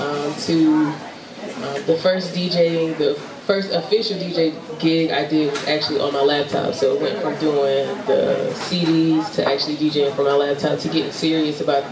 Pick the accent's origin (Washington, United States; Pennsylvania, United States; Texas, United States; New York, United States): Washington, United States; Tacoma; now in Columbia, United States; So South Carolina, Columbia, South Carolina is my home. However, I am from Tacoma, Washington.